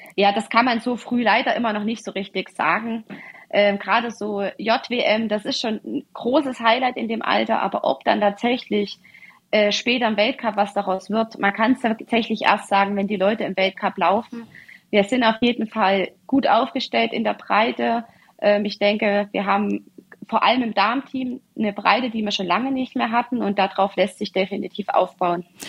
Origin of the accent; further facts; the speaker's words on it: Ore Mountains, Saxony, Germany; Wir haben schon früher lange Skiwanderungen durchs verschneite Erzgebirge gemacht. Ich bin also auf Ski groß geworden